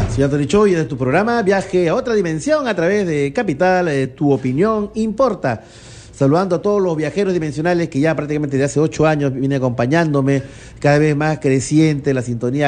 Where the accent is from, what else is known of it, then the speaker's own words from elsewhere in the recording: Lima, Peru; yo soy limeño